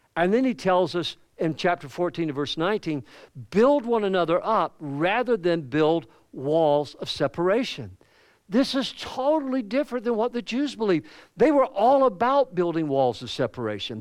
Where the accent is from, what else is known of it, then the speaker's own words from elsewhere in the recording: the South, United States; accent: Southern; as a Southerner